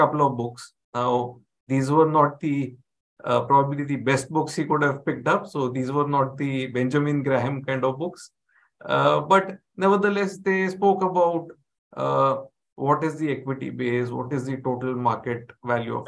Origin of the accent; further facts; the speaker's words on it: Mumbai, Maharashtra, India; I've been born and brought up in Mumbai. So been a Mumbai boy all along